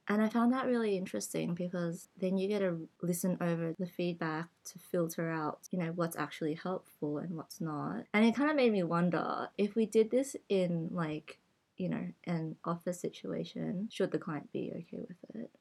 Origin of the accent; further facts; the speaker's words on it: Australia; first language English; So I only know casual Cantonese because it's what I speak at home, but it's not my mother tongue mm. um, because I grew up in Australia.